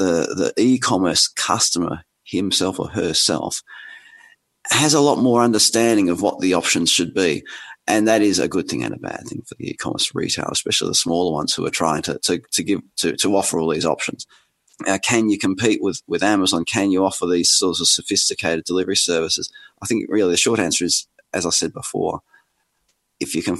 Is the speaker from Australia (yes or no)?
yes; Australia; accent: Australian; my outrageous accent, I'm Australian